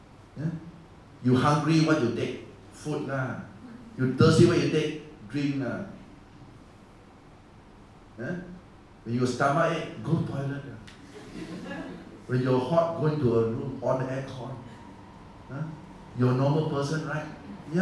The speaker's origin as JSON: {"language": "English", "country": "Singapore", "said": "we are Singaporean."}